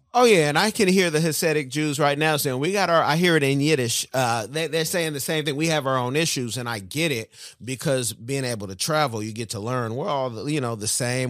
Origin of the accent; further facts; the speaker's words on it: Oakland, California, United States; I'm from Oakland.